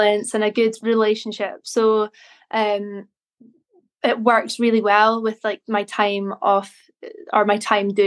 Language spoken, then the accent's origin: English; Inverness, Scotland, United Kingdom; moved away as an adult; now in Glasgow, United Kingdom; I am originally from Inverness, and I grew up there, went to school there